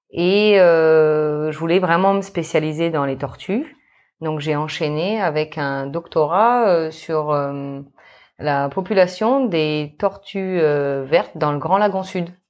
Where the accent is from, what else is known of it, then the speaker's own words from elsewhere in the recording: New Caledonia; also born or lived in Australia; je suis née en Australie, mm-hmm. donc euh, il y a de cela maintenant 34 ans, d'un papa australien et d'une maman métro. Et euh, après euh, quelques années euh, passées en Australie, eh ben, on est venu s'installer en Nouvelle-Calédonie, donc euh, en 1990.